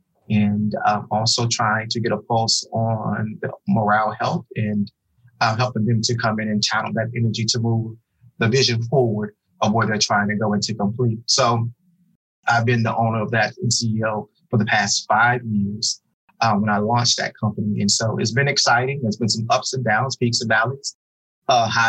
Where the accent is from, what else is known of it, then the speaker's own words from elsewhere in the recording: Oklahoma City, Oklahoma, United States; moved away as an adult; now in Dallas-Fort Worth, United States; I'm originally from Oklahoma City, Oklahoma. Born and raised, went to high school there, undergrad for college, and then matriculated from Oklahoma to the great state of Texas, where I currently reside in the Dallas-Fort Worth area